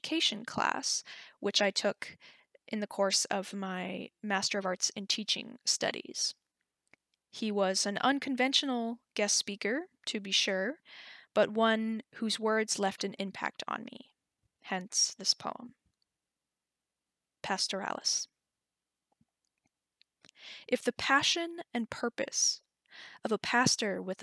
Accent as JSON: {"language": "English", "town": "Wasilla", "region": "Alaska", "country": "United States", "tie": "born or raised there", "said": "I'm from Wasilla, Alaska"}